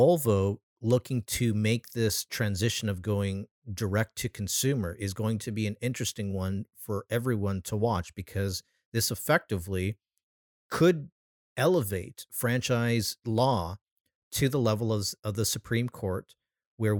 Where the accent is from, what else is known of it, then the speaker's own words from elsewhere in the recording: California, United States; in my home state of California